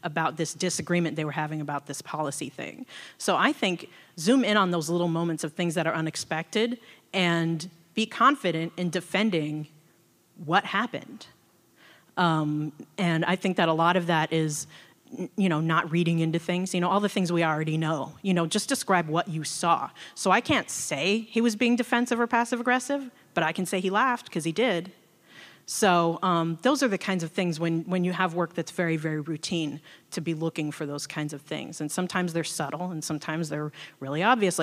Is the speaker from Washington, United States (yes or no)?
yes; Seattle, Washington, United States; I was born and raised in Seattle.